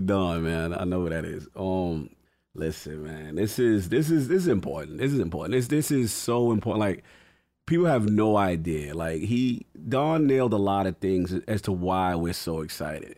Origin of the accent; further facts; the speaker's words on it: New York, United States; as a New Yorker